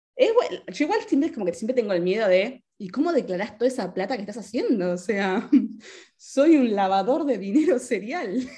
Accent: Argentina; also born or lived in Spain; now in Italy; soy ciudadana argentina, residente de Argentina.

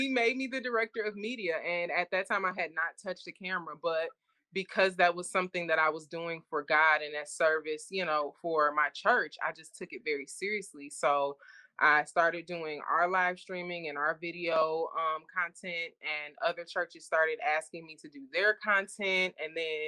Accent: Detroit, Michigan, United States; growing up in Detroit, especially on the east side of Detroit

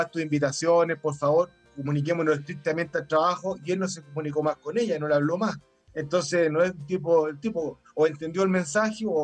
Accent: Chile; Bueno, que nosotros somos chilenos, no somos ni daneses ni finlandeses.

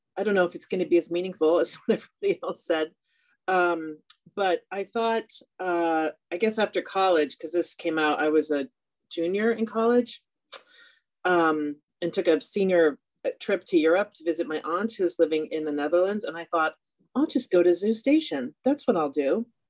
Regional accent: California, United States; I'm also from California

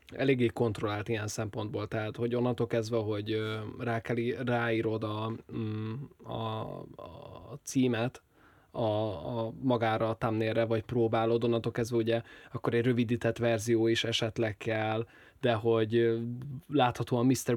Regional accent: Hungary; magyarként megvan az a hátrányom

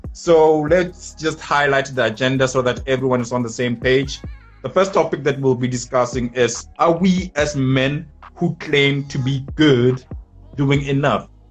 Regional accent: township next to Polokwane, Limpopo, South Africa; from limpopo in a township called Filbahomu next to Polokwane

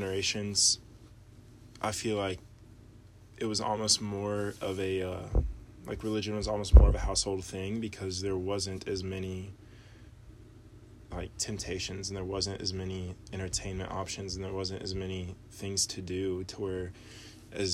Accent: Knox County, Tennessee, United States; we were born and raised in Knox County.

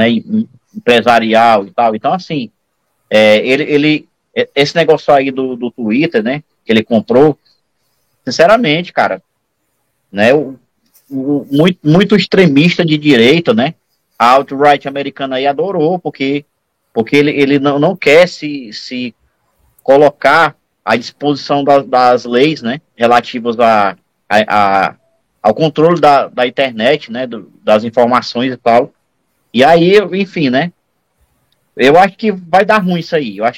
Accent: Ceará, Brazil; Eu vou chamar de fuleirais, que eu sou cearense.

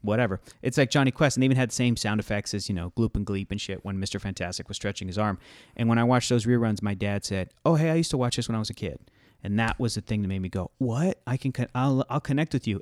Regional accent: Southern California, United States; I'm from Southern California

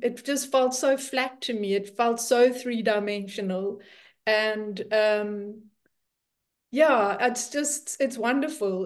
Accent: South Africa; moved away as an adult; now in Netherlands; I'm South African and been living in the Netherlands for four years.

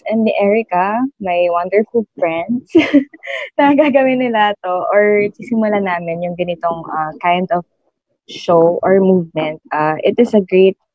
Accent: Quezon Province, Calabarzon, Philippines; syempre I'm from Quezon Province.

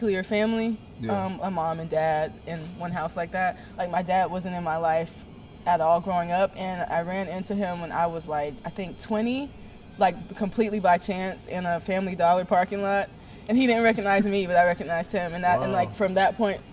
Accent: Georgia, United States; accent: standard English; born and raised in Georgia.

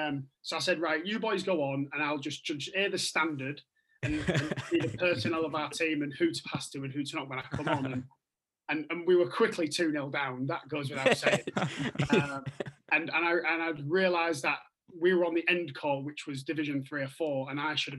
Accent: England, United Kingdom; he knows I'm English

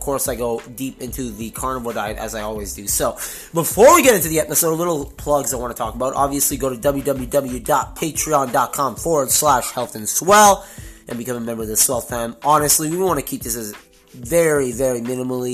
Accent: Montreal, Quebec, Canada; moved away as an adult; now in Toronto, Canada; born and raised in beautiful Montreal, Quebec.

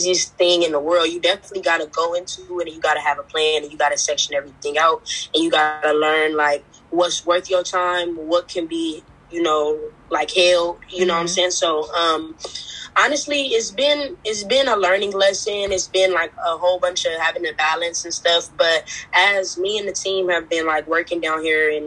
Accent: Los Angeles, California, United States; I'm from Los Angeles, California.

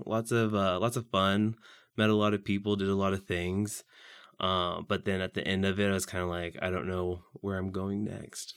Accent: Saint Joseph, Missouri, United States; I'm from Saint Joseph, Missouri, which is just north of here, about an hour

